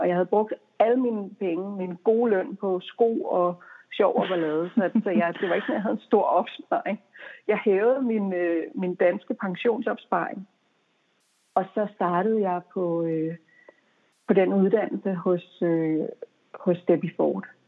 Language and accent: Danish; Denmark; moved away as an adult; also born or lived in United States; der var jeg hjemme i Danmark